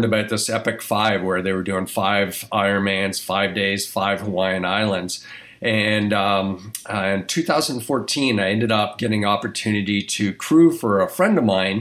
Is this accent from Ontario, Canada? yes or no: yes; Toronto, Ontario, Canada; moved away as an adult; also born or lived in New Mexico, United States; a kid growing up in Toronto, Canada, and moving on to the States